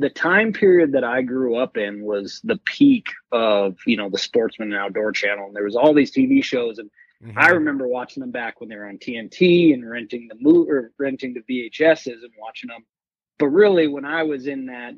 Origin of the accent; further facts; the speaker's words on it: Missoula, Montana, United States; I was born and raised in Missoula, Montana